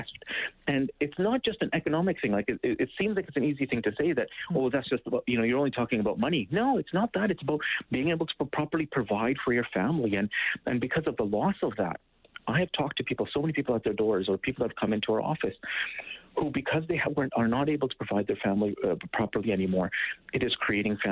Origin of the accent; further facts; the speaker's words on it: Edmonton, Alberta, Canada; also born or lived in Ottawa; I grew up in Mill Woods. Mm-hmm. I went to school here all my years of schooling